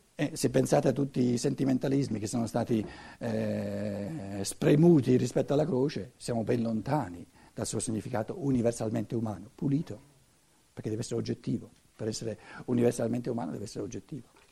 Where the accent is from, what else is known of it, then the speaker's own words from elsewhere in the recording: Italy; in quanto italiano